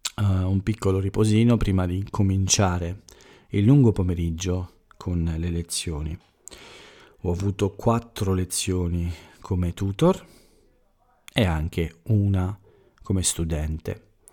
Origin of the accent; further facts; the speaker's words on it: Italy; essere più vicini al, al mio paese, all'Italia